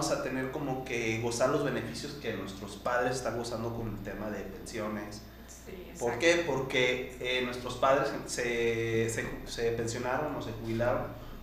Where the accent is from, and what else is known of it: Mexico